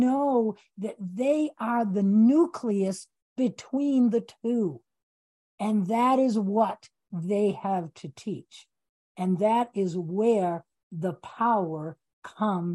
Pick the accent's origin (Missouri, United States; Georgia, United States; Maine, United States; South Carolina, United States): Maine, United States; I'm from Maine, so we don't put our feet on the ground all year long